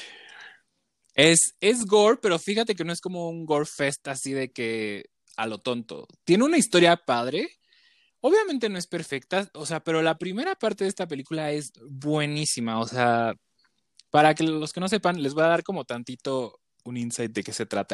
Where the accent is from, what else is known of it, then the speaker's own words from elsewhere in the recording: Chiapas, Mexico; moved away; yo soy de Chiapas